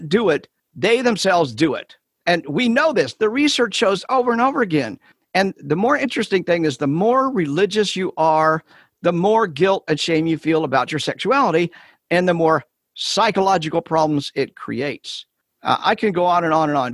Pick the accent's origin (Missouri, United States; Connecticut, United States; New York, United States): Missouri, United States; Kansas City; I'm from Kansas City.